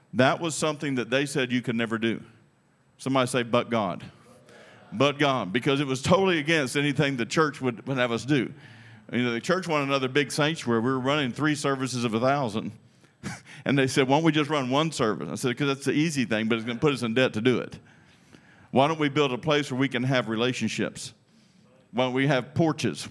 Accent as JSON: {"language": "English", "country": "United States", "said": "I'm American"}